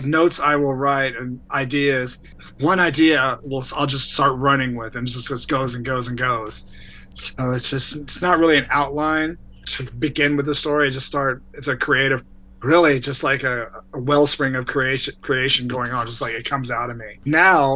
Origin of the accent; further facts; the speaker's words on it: Texas, United States; moved away; also born or lived in Northern Virginia / Washington, D.C. / California; I grew up in Texas, and then my family moved to Northern Virginia, right outside of DC. That's where I finished high school.